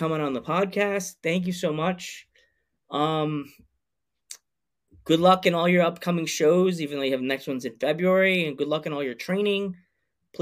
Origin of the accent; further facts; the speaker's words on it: United States; being an American wrestling fan